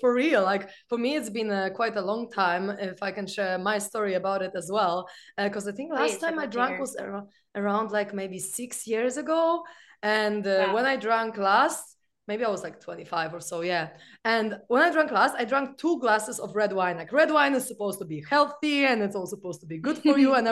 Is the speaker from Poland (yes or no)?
yes; Poland; I'm from Poland